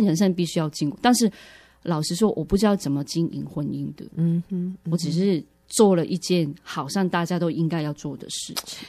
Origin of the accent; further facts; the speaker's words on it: Hong Kong; moved away as an adult; now in Taiwan; 其实我是从香港来的